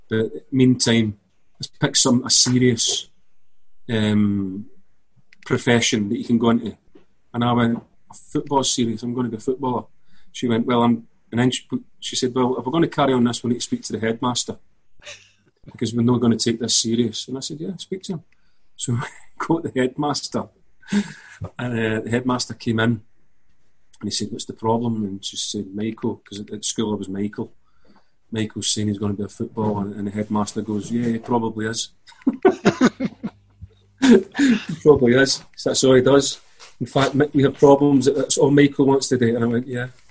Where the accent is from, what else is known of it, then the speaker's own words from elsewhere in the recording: Glasgow, Scotland, United Kingdom; I'm from Scotland, Glasgow. Played football from a very early age